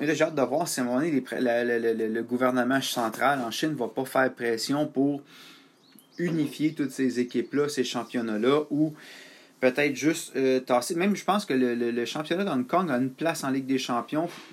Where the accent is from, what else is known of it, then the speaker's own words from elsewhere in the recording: Canada; je suis un Canadien